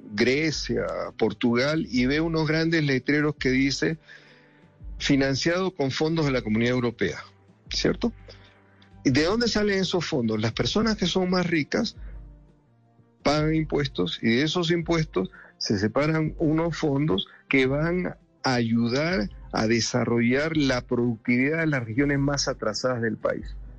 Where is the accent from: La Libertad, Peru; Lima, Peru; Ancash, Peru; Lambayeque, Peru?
Lima, Peru; now in Bogotá, Colombia; yo soy limeño mazaborrero de pura cepa, como decimos a los que nacemos en Lima